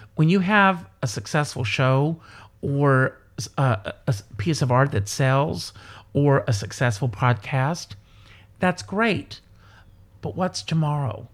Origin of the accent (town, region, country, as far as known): South Carolina, United States; born or raised there; moved away